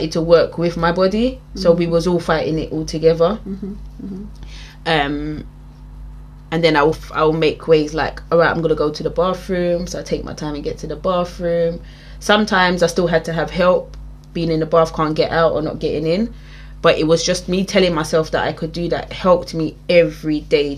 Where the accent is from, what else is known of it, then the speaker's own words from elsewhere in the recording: England, United Kingdom; I was born raised in England, my family are very West Indian